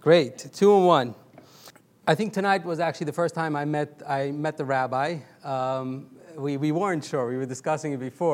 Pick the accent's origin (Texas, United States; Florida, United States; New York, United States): New York, United States; New York City; So I grew up in Borough Park. It's a Hasidic neighborhood in Brooklyn, New York